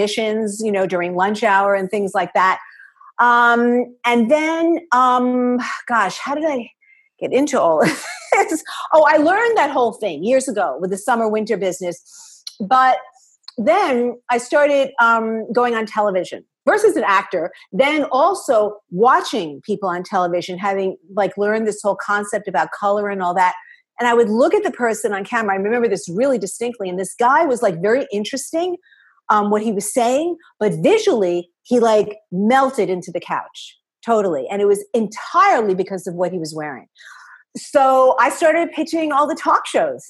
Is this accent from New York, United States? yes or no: yes; New York City, New York, United States; I am from New York City and both my parents were in the garment district.